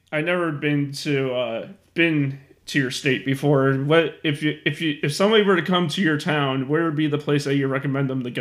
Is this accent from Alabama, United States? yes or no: no; Marion, Arkansas, United States; Marion, Arkansas. Marion, Arkansas.